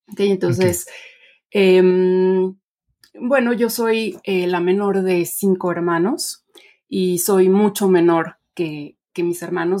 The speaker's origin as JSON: {"language": "Spanish", "country": "Mexico", "tie": "born or raised there", "also_born_or_lived": "Mexico City", "said": "yo nací y crecí en México"}